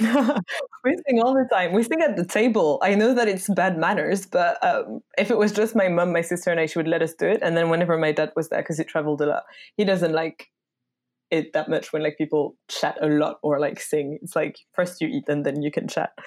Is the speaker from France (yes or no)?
yes; France; English is a second language; moved away; I grew up in France